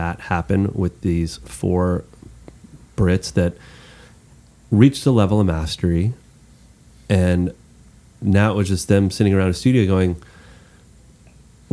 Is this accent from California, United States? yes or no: no; Texas, United States; as a Texan